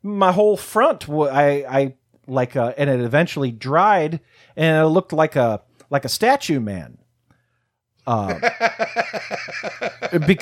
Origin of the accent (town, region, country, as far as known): St. Louis, Missouri, United States; born or raised there